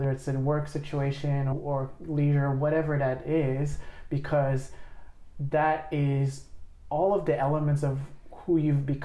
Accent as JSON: {"language": "English", "country": "Australia", "said": "you have to say oh, I'm only I'm Australian, and you, you can't feel this safety to say Australian, Lao"}